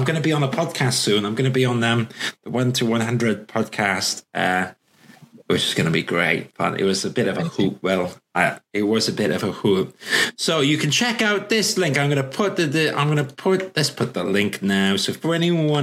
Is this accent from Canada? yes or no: no; Welsh, Wales, United Kingdom; I'm Welsh. I'm proud to be Welsh.